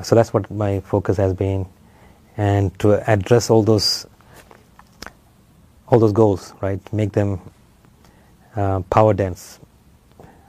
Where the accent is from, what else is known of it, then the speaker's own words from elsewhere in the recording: Nigeria; moved away as an adult; also born or lived in Sri Lanka / Ile-Ife, Nigeria; now in Urbana-Champaign, United States; I was born in Sri Lanka, but when I was young, the family moved to Nigeria, West Africa. So that's where I grew up, did my schooling